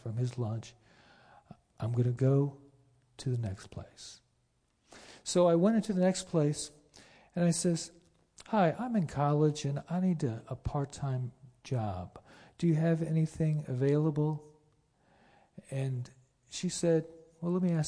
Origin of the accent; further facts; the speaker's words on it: Florida, United States; also born or lived in Pennsylvania; I was born in Pennsylvania, but I basically grew up in Florida